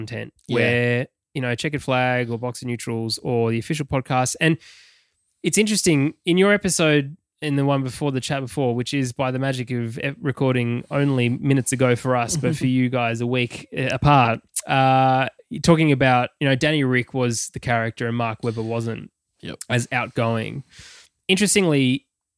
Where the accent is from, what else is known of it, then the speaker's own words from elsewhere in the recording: Australia; also born or lived in Sydney, Australia / Perth, Australia; I grew up in Sydney and Perth.